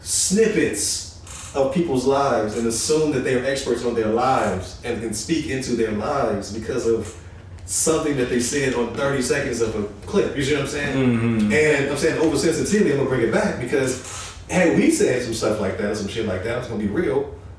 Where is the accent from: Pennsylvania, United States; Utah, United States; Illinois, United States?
Illinois, United States; Chicago; We come from Chicago, right?